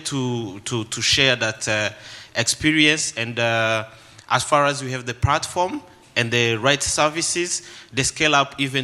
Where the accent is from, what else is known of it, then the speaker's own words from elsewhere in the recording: Rwanda; I'm from Rwanda, and I work for Plan International Rwanda